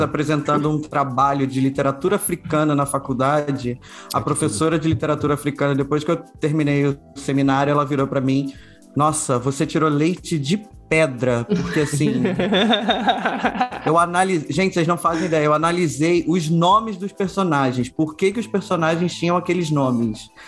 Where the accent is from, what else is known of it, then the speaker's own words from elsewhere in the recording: Duque de Caxias, Rio de Janeiro, Brazil; also born or lived in Petrópolis; eu nasci em Petrópolis, achei que ia viver na cidade imperial, minha mãe foi descer a serra e me criou em Caxias